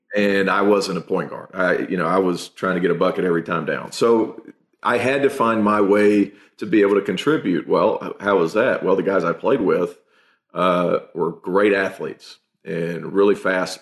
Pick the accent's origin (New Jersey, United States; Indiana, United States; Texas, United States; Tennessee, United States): Tennessee, United States; I'm from Tennessee